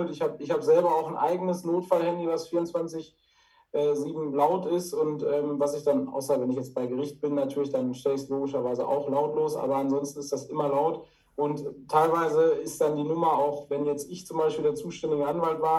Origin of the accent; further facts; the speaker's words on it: Dortmund, North Rhine-Westphalia, Germany; Also als Dortmunder Junge, wenn man das so salopp sagen darf, ist man natürlich hier auch äh, immer Freund und Fan der Borussia.